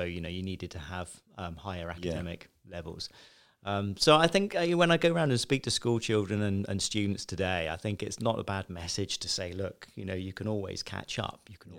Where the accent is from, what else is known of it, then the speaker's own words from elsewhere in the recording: Westbourne, South East England, United Kingdom; I grew up in Chichester, Westbourne, a small village. And really ordinary childhood, you know, middle class family. Grew up in a small village, went to a state school